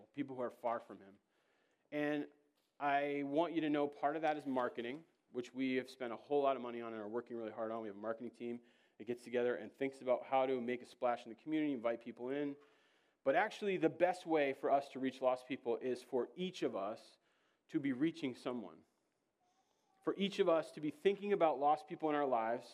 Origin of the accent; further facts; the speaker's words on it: Georgia, United States; I'm from Georgia